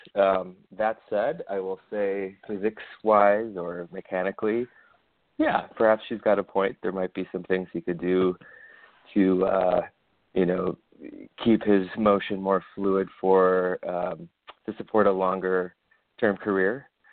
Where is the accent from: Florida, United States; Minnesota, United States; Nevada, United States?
Minnesota, United States; moved away as an adult; also born or lived in West Coast; I'm from Minnesota originally, as is uh, a few generations